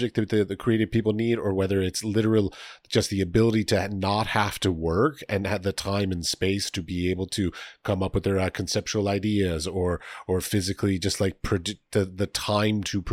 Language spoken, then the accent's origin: English; United States; moved away as an adult; now in Prague, Czechia; I come from America